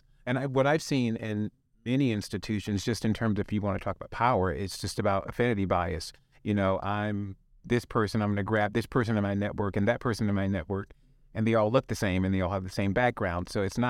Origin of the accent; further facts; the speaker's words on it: the South, United States; accent: Southern; I'm Black and I'm from the South, and everybody in my family's got a Southern accent. And I don't have one now, but it was specifically because I was in an all-Black high school.